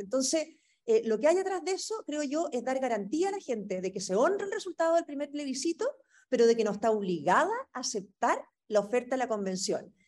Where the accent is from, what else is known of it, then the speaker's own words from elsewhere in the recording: Chile; nos dividía como chilenos